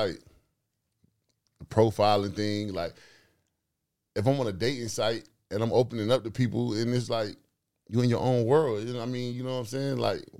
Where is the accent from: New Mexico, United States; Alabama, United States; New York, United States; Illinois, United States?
New York, United States; I grew up with you on Chatty Patty, where I'm from. We from New York.